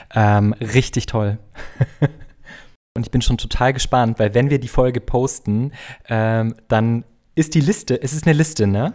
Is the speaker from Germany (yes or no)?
yes; Bavaria, Germany; now in Berlin, Germany; Ich komme nämlich auch aus Bayern.